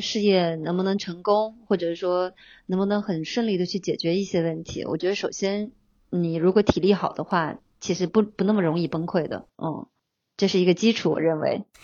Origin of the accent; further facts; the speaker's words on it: China; 我觉得我们中国人吧，就是小时候吧，难免就是其实是在这样的文化里长大的